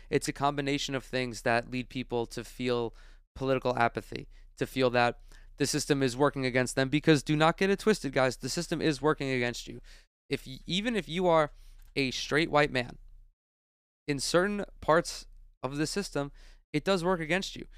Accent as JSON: {"language": "English", "region": "New York", "country": "United States", "said": "New York, my home state"}